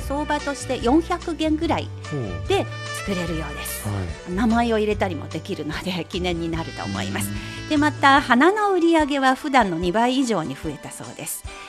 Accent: Anhui, China; now in Beijing, China; 安徽省周々、私の母親が暮らしている町、私のふるさとですけれども

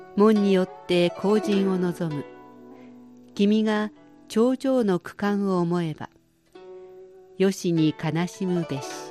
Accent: Shizuoka, Japan; moved away as an adult; now in Beijing, China; 静岡県で生まれ育った私にとって

